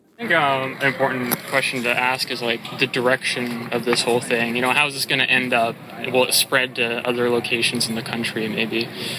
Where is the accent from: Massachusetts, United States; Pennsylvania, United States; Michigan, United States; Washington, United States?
Washington, United States; rural town south of Seattle; I'm from a little rural farm town, like 45 minutes south of here.